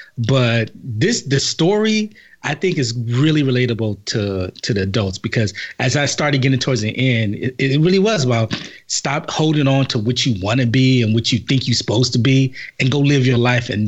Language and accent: English; Los Angeles, California, United States; First of all, I'm not from Compton. South Central. Compton adjacent.